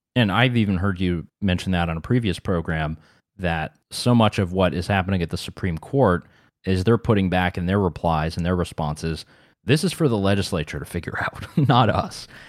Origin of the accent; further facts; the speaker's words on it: North Carolina, United States; in my hometown in North Carolina